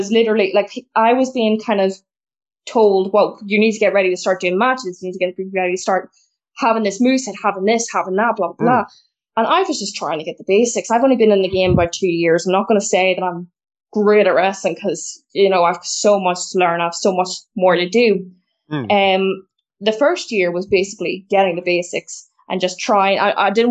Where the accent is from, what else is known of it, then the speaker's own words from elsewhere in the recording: Belfast, Northern Ireland, United Kingdom; I'm from Belfast in the north of Ireland